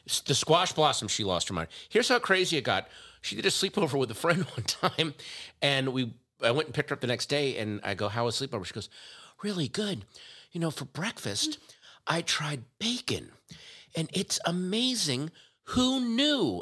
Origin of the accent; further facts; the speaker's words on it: Loudoun County, Virginia, United States; my hometown, in my home county, uh, Catoctin Creek in Loudoun County, Virginia